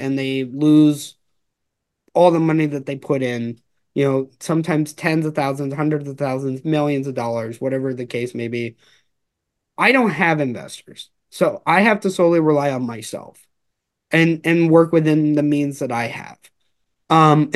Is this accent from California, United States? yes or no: yes; Los Angeles, California, United States; I'm originally from Los Angeles.